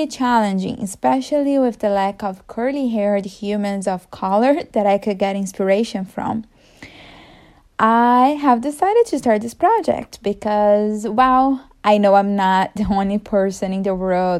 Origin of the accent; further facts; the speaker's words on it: Brazil; first language Portuguese; English is a second language; now in Seattle, United States; I grew up in a small town in Brazil